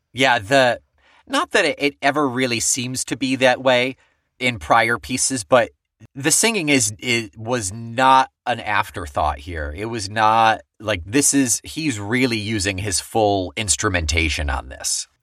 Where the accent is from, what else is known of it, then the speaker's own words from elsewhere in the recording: Weedsport, New York, United States; also born or lived in Marietta; I was from Weed Sport